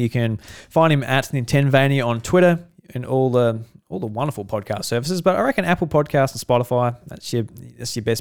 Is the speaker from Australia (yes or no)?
yes; Australia; we're Australian